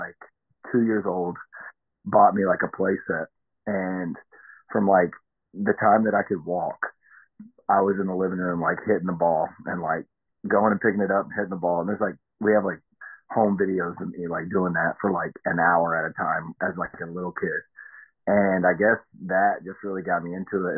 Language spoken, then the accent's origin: English; Tennessee, United States; I'm from Tennessee